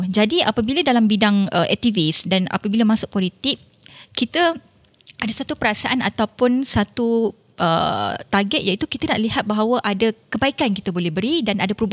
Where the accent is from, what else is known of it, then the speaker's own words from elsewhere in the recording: Perak, Malaysia; Ya, yeah, saya orang Perak proud. Perak.